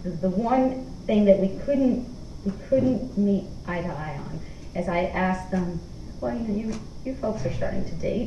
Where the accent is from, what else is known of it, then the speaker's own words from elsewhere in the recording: New York City, New York, United States; also born or lived in Bed-Stuy, Brooklyn; I'm from New York City. I grew up in a tiny row old flat apartment in a tenement building in Lower Manhattan